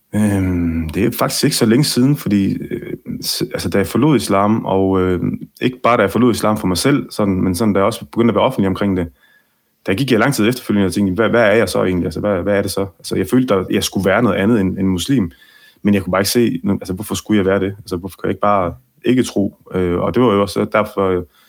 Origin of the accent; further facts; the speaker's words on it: Ribe, Southern Denmark, Denmark; jeg er opvokset i Ribe, Mm. øh, i Vestjylland, og øh, alle mine barndomsvenner var danskere